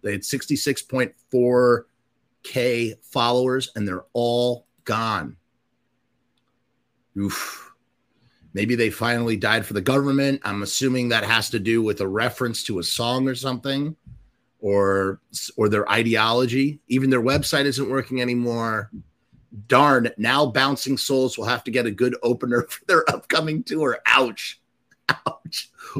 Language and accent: English; Pittsburgh, Pennsylvania, United States; Growing up in Pittsburgh, I've seen them countless times.